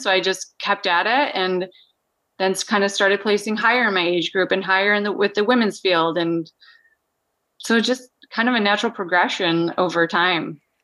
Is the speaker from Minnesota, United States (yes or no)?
yes; Minnesota, United States; moved away as an adult; now in Anchorage, United States; I grew up in Minnesota, yeah. Small, so-, South Central farming community.